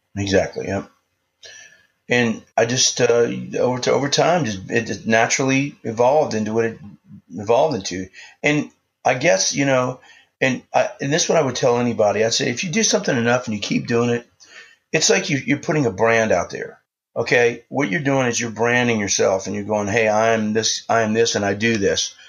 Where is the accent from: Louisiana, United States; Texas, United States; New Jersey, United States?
Louisiana, United States; New Orleans; I grew up in New Orleans